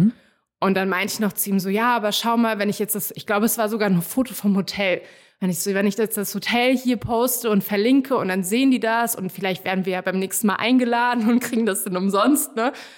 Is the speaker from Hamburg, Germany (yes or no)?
yes; Hamburg, Germany; moved away as an adult; also born or lived in Netherlands; now in Berlin, Germany; ursprünglich bin ich aus Hamburg, habe aber polnische Wurzeln und bin nach dem Studium irgendwann nach Berlin gezogen.